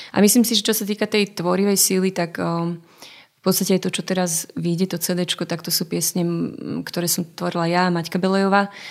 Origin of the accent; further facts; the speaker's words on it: Zlaté Moravce, Nitra Region, Slovakia; moved away as an adult; also born or lived in Sliač / Bratislava; u nás v Zlatých Moravciach